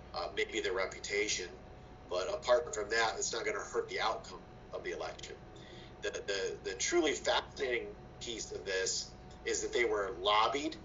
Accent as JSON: {"language": "English", "town": "Fostoria", "region": "Ohio", "country": "United States", "said": "I'm from Fostoria, Ohio, and um, my parents worked like many did in, in, in the, in the Autolite spark plug plant there"}